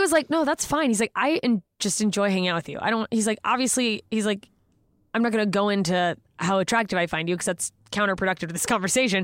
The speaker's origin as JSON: {"language": "English", "town": "Anchorage", "region": "Alaska", "country": "United States", "tie": "born or raised there", "moved": "yes", "said": "I grew up in Anchorage, Alaska"}